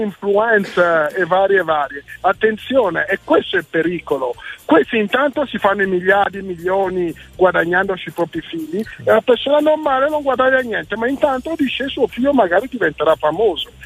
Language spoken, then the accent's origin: Italian; Marne-la-Vallée, Île-de-France, France; now in Brescia, Italy; Sono nato in Francia.